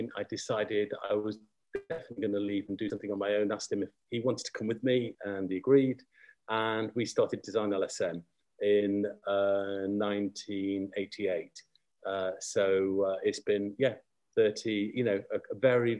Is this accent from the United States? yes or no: no; Manchester, North West England, United Kingdom; moved away as an adult; also born or lived in Canada; I'm basically from Manchester and trained in Manchester